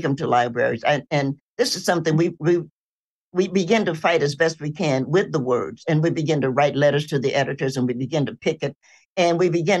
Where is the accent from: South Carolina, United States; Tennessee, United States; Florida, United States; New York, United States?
Tennessee, United States; Knoxville; I'm a Tennessean. I was born in Knoxville